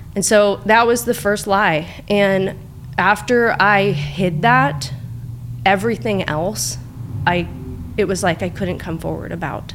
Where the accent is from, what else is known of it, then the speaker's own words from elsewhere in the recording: Tustin, California, United States; also born or lived in Laguna Hills, California / Costa Mesa, California; I grew up in Tustin